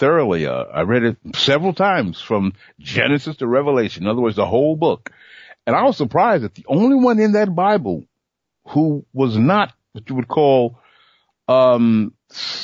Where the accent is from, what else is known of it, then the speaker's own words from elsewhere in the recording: New York City, New York, United States; I'm also born and raised in Brooklyn, New York